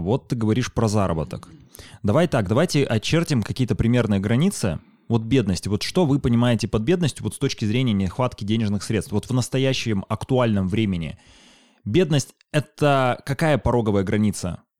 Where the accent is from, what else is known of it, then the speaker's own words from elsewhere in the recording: Chelyabinsk, Chelyabinsk Oblast, Russia; moved away; also born or lived in Moscow; Вот Челябинск, вот мой родной город